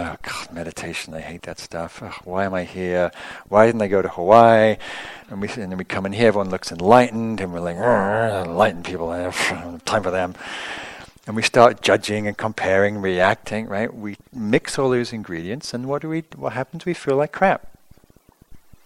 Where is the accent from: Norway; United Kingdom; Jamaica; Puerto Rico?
United Kingdom; England; moved away; I grew up in England